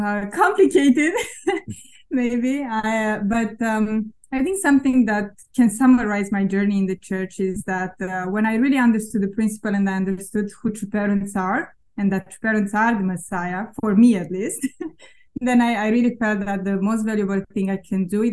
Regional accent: Romania; moved away as an adult; now in United States; I'm originally from Romania, and currently I'm working with GPA here in America.

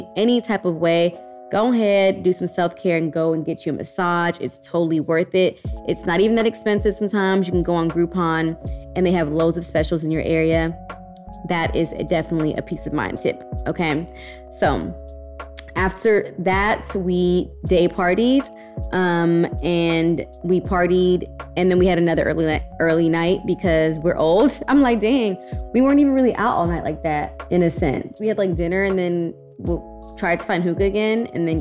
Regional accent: Houston, Texas, United States; we're all from Houston

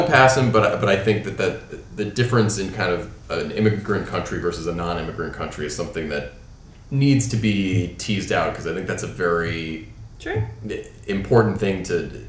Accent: United States

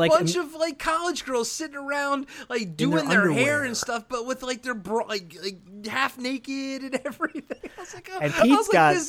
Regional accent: Maryland, United States; growing up in Maryland on the East Coast

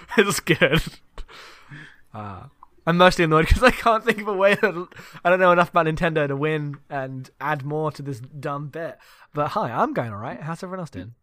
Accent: United Kingdom; I'm British

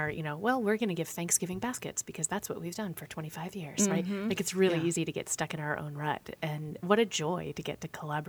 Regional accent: Pennsylvania, United States; moved away; So when we were in Pennsylvania, we didn't attend any churches. Off and on, I would be invited to attend church with different people. There was a Baptist church in my hometown

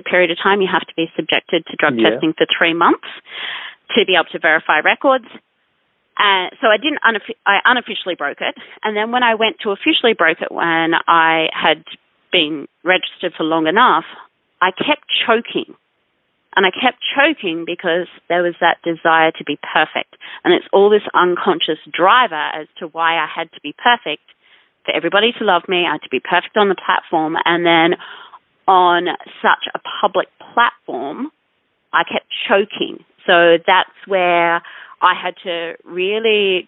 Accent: Noosa, Queensland, Australia; moved away; also born or lived in Ayers Rock; I'd left my hometown of Noosa, which is where I grew up, a little country or seaside town.

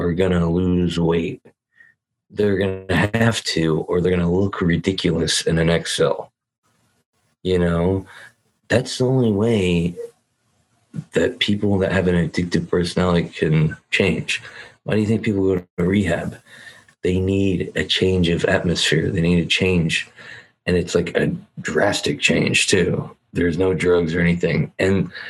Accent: California, United States; I'm from California

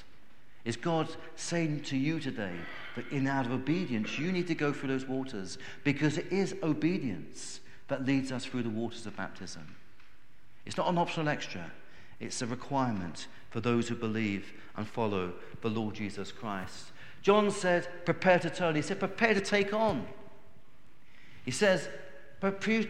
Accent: United Kingdom; we as Brits

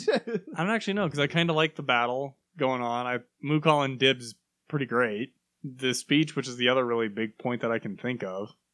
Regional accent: United States; I'm American

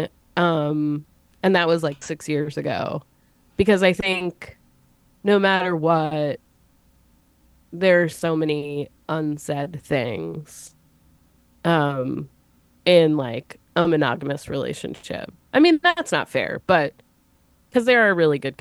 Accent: United States; I grew up kind of near New York City

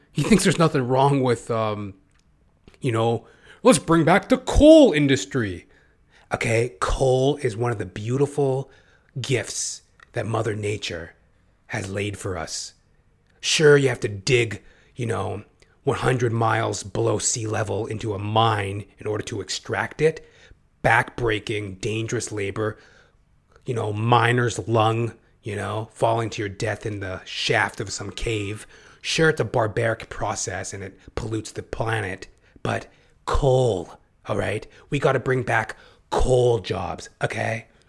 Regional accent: Canada; as a Canadian

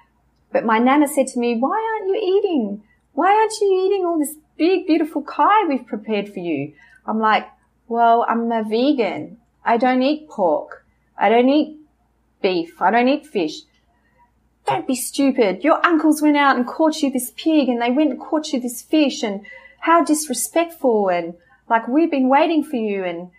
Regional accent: New Zealand; this strong sense of culture, strong sense of roots, that we have roots, that we come from New Zealand and we're loved.

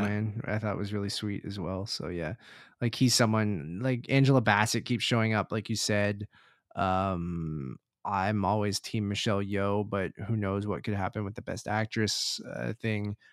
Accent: Toronto, Ontario, Canada; we are from Toronto

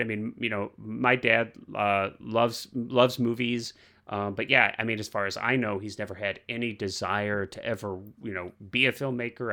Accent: Missouri, United States; I grew up in the Midwest, I grew up in Missouri

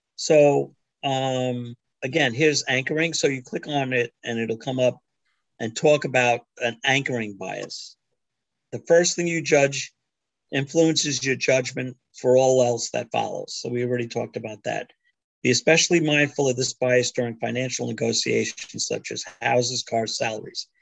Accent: New York, United States; I was born in New York

